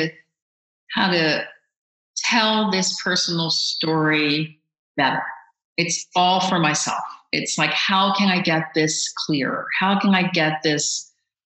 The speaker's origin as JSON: {"language": "English", "town": "Baltimore", "region": "Maryland", "country": "United States", "tie": "born or raised there", "said": "I grew up in Baltimore"}